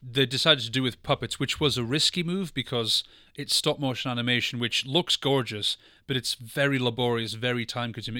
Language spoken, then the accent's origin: English; Scotland, United Kingdom; I'm from Scotland